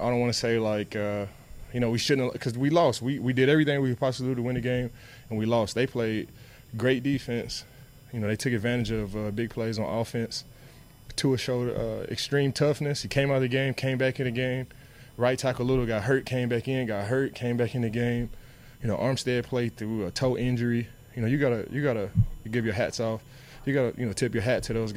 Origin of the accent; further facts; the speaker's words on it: Dallas, Texas, United States; I'm from Dallas